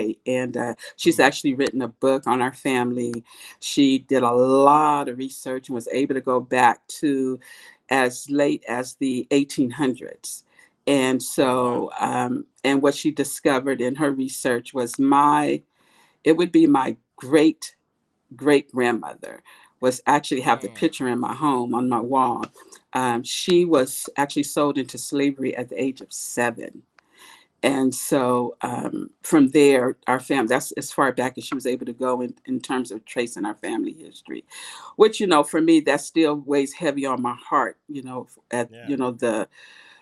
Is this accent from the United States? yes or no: yes; Oakland, California, United States; also born or lived in Berkeley, California / El Sobrante / Richmond, California; I grew up in the San Francisco Bay Area. I grew up in Oakland, went to school in Berkeley, and eventually moved to El Sobrani / Richmond, the later of my teenage years. So I'm an East Bay girl.